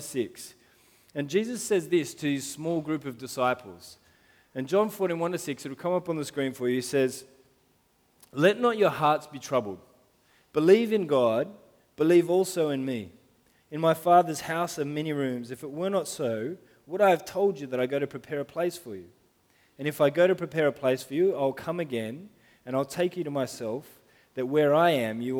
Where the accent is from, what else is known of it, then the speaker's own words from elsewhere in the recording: Sydney, New South Wales, Australia; first language English; I went to Gladesville Primary School, so not that far from here